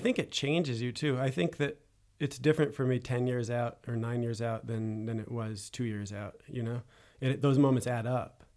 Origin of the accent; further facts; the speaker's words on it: United States; now in Paris, France; as an American in Paris